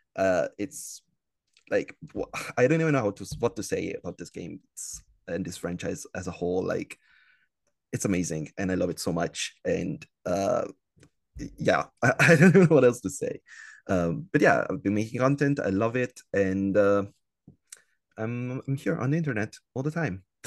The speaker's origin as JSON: {"language": "English", "country": "Italy", "tie": "born or raised there", "said": "I'm from Italy, uh, born and raised in Italy, still living here"}